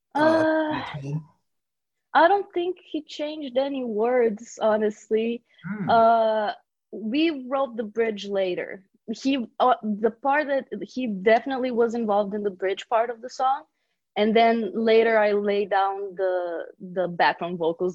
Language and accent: English; Brazil; moved away as an adult; also born or lived in Bulgaria; now in Los Angeles, United States; I was born in Bulgaria and then I moved to Brazil when I was a kid, four years old. I was raised there.